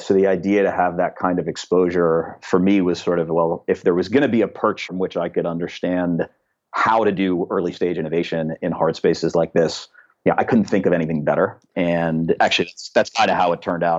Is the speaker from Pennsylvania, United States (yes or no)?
yes; Pittsburgh, Pennsylvania, United States; now in Berkeley, United States; Pittsburgh is an amazing town. It's only gotten more amazing since I grew up there.